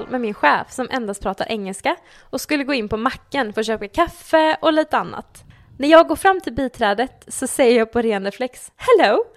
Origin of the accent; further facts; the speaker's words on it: Denmark; Jag är ju dansk.